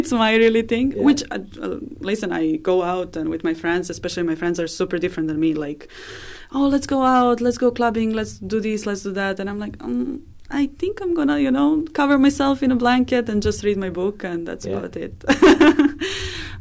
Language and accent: English; Belgrade, Serbia; English is a second language; moved away as an adult; now in Dublin, Ireland; I grew up in the capital. I grew up in Belgrade